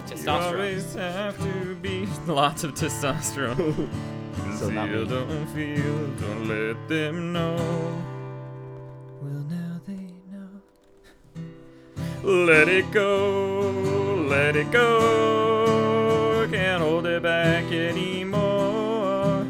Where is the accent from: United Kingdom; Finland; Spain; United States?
United Kingdom; Scotland; I'm Scottish